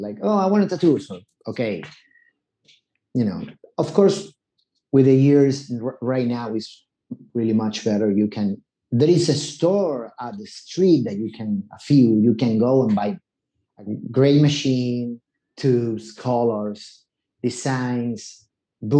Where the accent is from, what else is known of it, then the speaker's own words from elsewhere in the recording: Buenos Aires, Argentina; English is a second language; moved away as an adult; also born or lived in New York City; I left Argentina